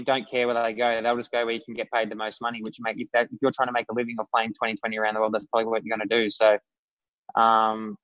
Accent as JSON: {"language": "English", "country": "Australia", "said": "I'm Australian"}